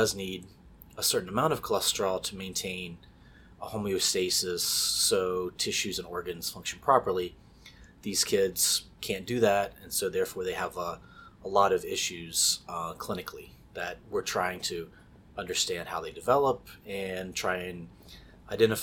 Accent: West Virginia, United States; moved away as an adult; also born or lived in South Carolina; I grew up in West Virginia

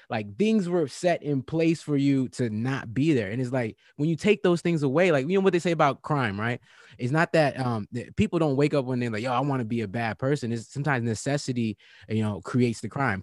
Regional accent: Virginia, United States; I'm from Virginia, and you know, and born and raised

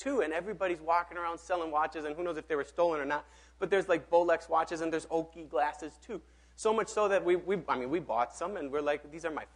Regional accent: Mexico; now in Minneapolis, United States; I grew up in Mexico

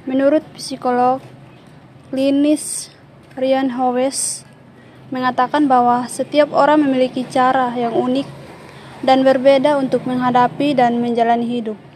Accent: Sabu, East Nusa Tenggara, Indonesia; born there; dengan NIM 13 2020 031. Saya lahir di Sabu tanggal 2 Juni 2000.

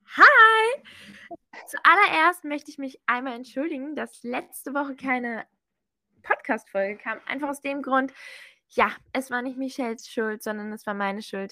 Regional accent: Germany; ich bin Deutsche

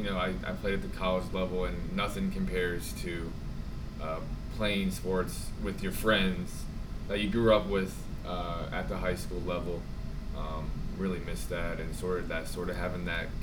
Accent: near Cincinnati, Southwest Ohio, United States; moved away as an adult; also born or lived in Philadelphia, Pennsylvania / Richmond, Indiana / Memphis, Tennessee / Lafayette, Indiana; now in Crown Point, Indiana, United States; I am from Southwest Ohio, near Cincinnati, Kentucky area. I've kind of lived all over though.

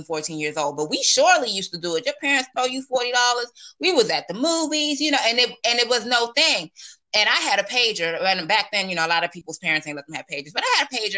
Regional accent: Silver Spring, Maryland, United States; moved away as an adult; also born or lived in Washington, District of Columbia, United States; now in Virginia, United States; I'm actually from Maryland. I grew up, I'm born in DC, Northwest, and I was raised in, like, you know, the Silver Spring, Montgomery County, little PG County area

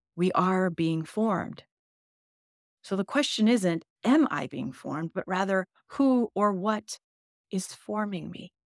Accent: United States; English is a second language; I was born in the United States. English is my second language

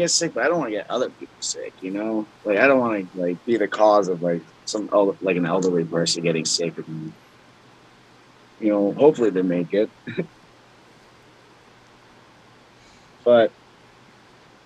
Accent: New Hampshire, United States; moved away; I'm from New Hampshire. So I went home to visit last year

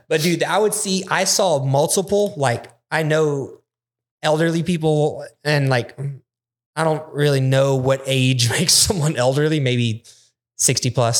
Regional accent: United States; we're American

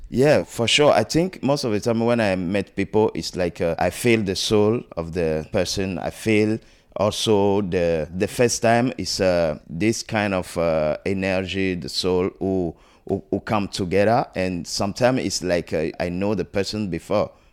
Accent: Togo; moved away; I'm from Togo, West Africa

